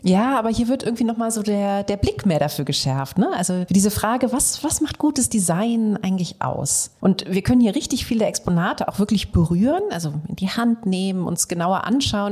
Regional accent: Aachen, North Rhine-Westphalia, Germany; ich komme eben aus dem tiefsten Westen von NRW. Noch tiefer als … Bochum und zwar aus Aachen.

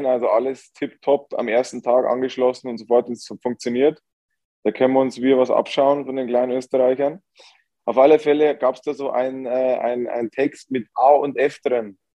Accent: Bavaria, Germany; now in Vienna, Austria; ich komme ja aus Niederbayern, ähneln den den Niederbayern sehr

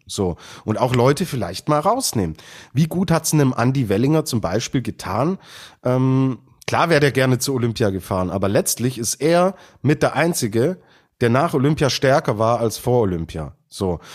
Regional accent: Germany; wir in Deutschland

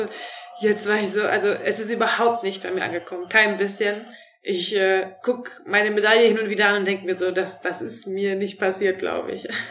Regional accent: North Rhine-Westphalia, Germany; moved away as an adult; now in Black Forest, Germany; in meiner Heimat im Rheinland, äh, in Neuss und Krefeld

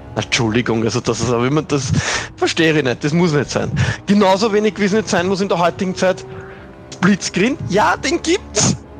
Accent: Austria; ich als Österreicher

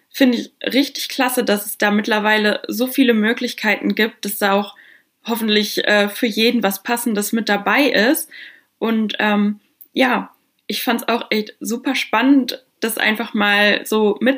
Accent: Westkirchen, North Rhine-Westphalia, Germany; ich komme aus Westkirchen in der Nähe von Warendorf, war da zur Schule, habe jahrelang in Freckenhorst gearbeitet.

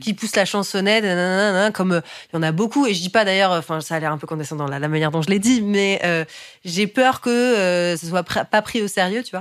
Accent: Paris, Île-de-France, France; je suis née à Paris

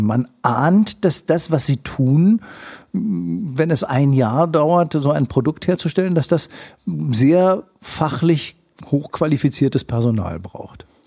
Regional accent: Schleswig-Holstein, Germany; wir Schleswig-Holsteiner

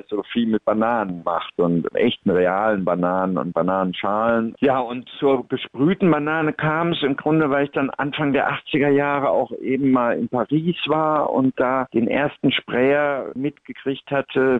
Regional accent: North Rhine-Westphalia, Germany; in einem katholischen Krankenhaus am Niederrhein, wo ich aufgewachsen bin

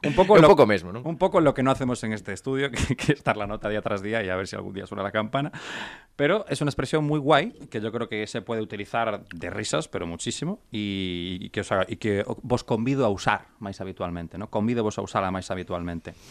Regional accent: Galicia, Spain; somos dos galegos amantes da marihuana

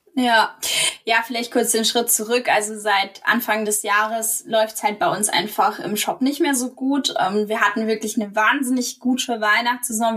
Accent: Rhineland-Palatinate, Germany; moved away as an adult; also born or lived in Mannheim / Wiesbaden; wir zurück in die Pfalz ziehen möchten. Ähm, also meine Heimat, da leben meine Eltern auch

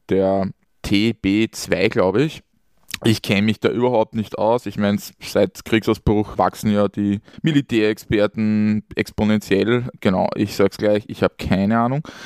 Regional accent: Austria; born or raised there

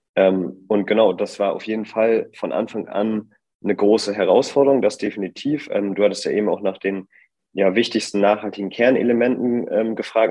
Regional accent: Bremen, Germany; moved away as an adult; now in Hamburg, Germany; ich komme äh, ursprünglich aus Bremen, da bin ich geboren und habe da auch studiert. Mittlerweile wohne ich jetzt in Hamburg

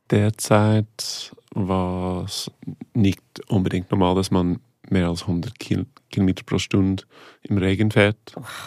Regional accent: Ontario, Canada; German is a second language; moved away; also born or lived in Toronto; Ich bin von einem kleinen Dorf aufgewachsen in Kanada, Ontario

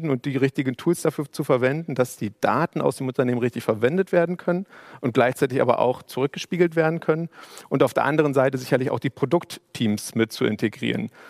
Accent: Berlin, Germany; ich bin, ich bin vielleicht so ein bisschen auch ähm, gerade als Berliner und hier aufgewachsen

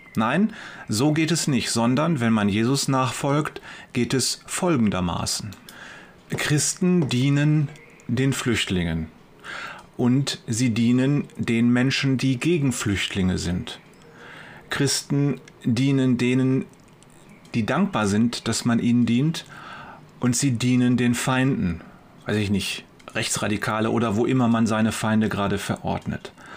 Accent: Wuppertal, North Rhine-Westphalia, Germany; Bei uns in Wuppertal

